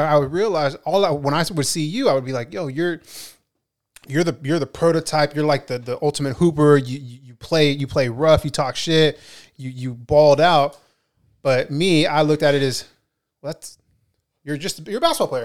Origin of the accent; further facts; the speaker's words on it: Ventura, California, United States; I'm from Ventura